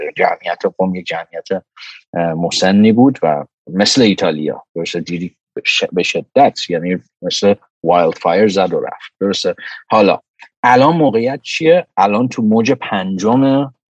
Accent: Iran; moved away; من آدمی هم که ایران بزرگ شدم

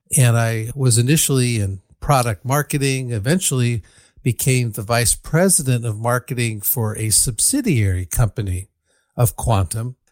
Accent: Ann Arbor, Michigan, United States; now in Berkeley, United States; I grew up in Ann Arbor, Michigan, where the University of Michigan is located

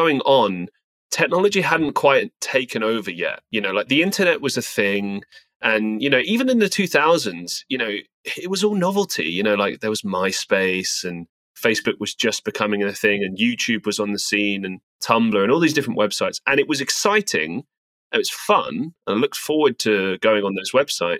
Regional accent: London, United Kingdom; also born or lived in Estonia; now in Manchester, United Kingdom; Growing up in England, growing up in London, I suppose I had a pretty, you know, working class background.

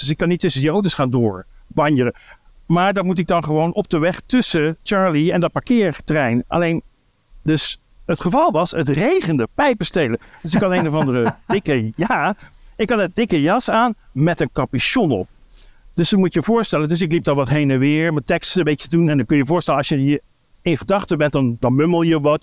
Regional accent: Breda, North Brabant, Netherlands; Ik kom uit Breda

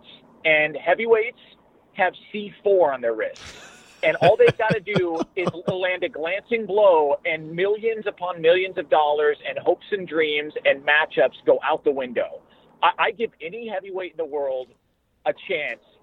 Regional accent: Thousand Oaks, California, United States; I was born in Thousand Oaks, California

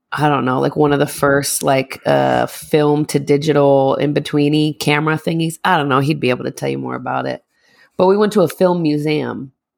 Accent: Northeast, United States; we're from the Northeast

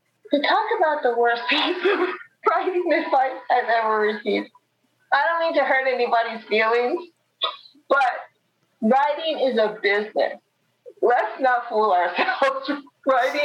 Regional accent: New York City, New York, United States; the neighborhood where I grew up

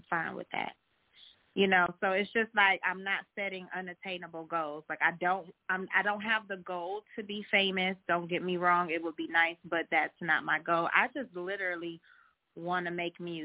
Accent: Cleveland, Ohio, United States; I'm from Cleveland

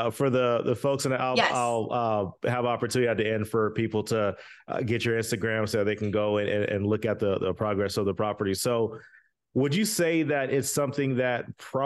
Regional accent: Florida, United States; now in Texas, United States; I'm from Florida, I live in Texas.

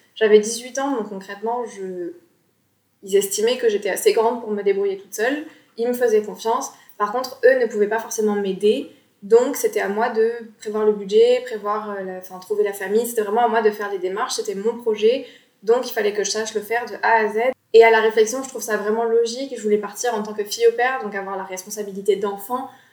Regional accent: Bordeaux, Nouvelle-Aquitaine, France; j'ai 26 ans et je suis bordelaise

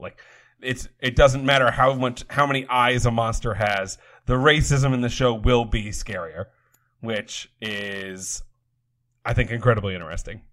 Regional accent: New England, United States; we are both from New England

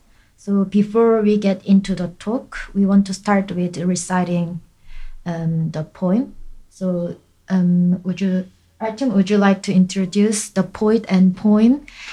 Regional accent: South Korea; now in Germany; in the fourth semester from South Korea.

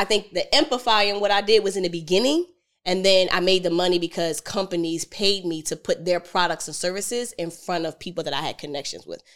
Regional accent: Philadelphia, Pennsylvania, United States; I'm from Philly

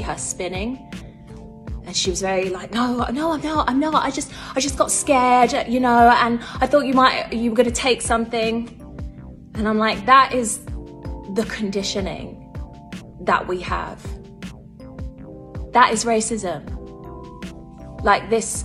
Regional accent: London, United Kingdom; also born or lived in Islington, London; I grew up in Hackney.

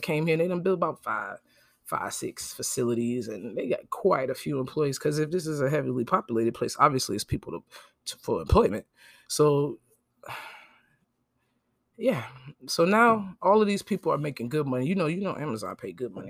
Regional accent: New Jersey, United States; moved away as an adult; now in Jacksonville, United States; I'm from New York, New Jersey. I grew up there.

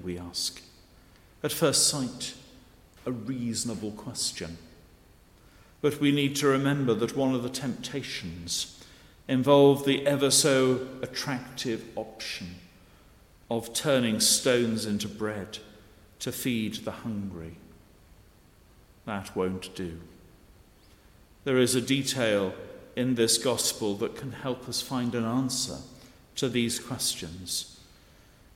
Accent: Cheshire, North West England, United Kingdom; now in Guernsey; Growing up in Cheshire, the main holiday destination was North Wales

